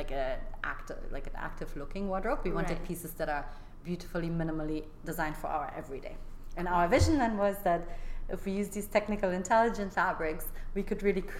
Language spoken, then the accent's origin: English; Germany; moved away as an adult; also born or lived in London; I grew up in Germany doing gymnastics my like entire like early childhood